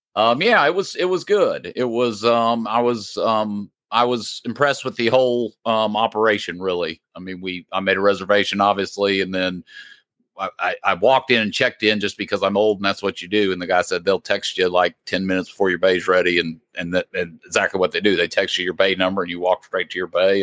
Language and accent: English; Indiana, United States; moved away; We are obviously Indiana Hoosier fans, being that we're from Indiana originally